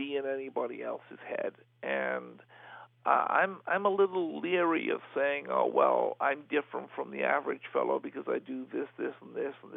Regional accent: Liverpool, North West England, United Kingdom; my hometown of Liverpool

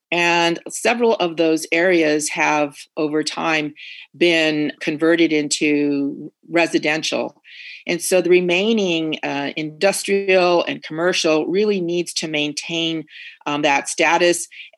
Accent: Oceanside, California, United States; And growing up in Oceanside, actually, my dad grew up in Oceanside. So when I grew up in Oceanside, there were maybe 30,000 people.

